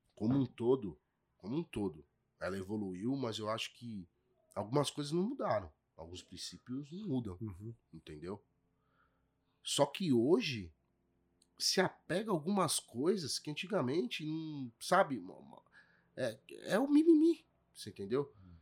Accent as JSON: {"language": "Portuguese", "region": "São Paulo", "country": "Brazil", "tie": "born or raised there", "said": "fui criado no, na Ponte Rasa ali, né? Menino Matarazzo."}